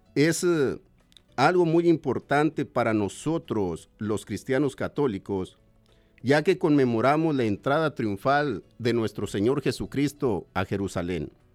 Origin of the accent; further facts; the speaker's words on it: Mexico; moved away; soy de México